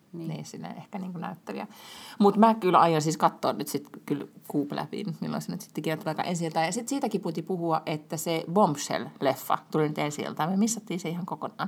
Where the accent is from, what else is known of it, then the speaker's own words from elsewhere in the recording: Lahti, Päijät-Häme, Finland; moved away; me ollaan molemmat lahesta kotoisin